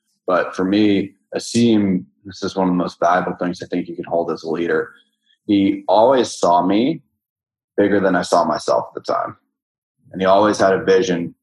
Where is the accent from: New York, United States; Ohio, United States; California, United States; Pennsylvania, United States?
New York, United States; New York City; moved away as an adult; now in San Francisco, United States; I'm from New York City